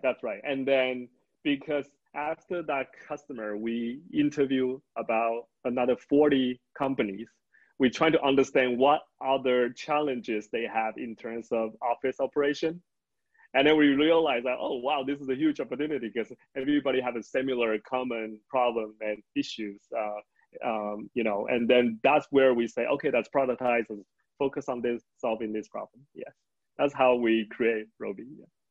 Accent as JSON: {"language": "English", "town": "Tainan", "country": "Taiwan", "tie": "born or raised there", "said": "I'm born and raised in Taiwan"}